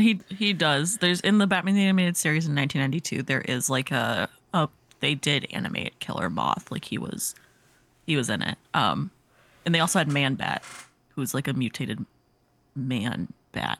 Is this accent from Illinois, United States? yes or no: no; Missouri, United States; born or raised there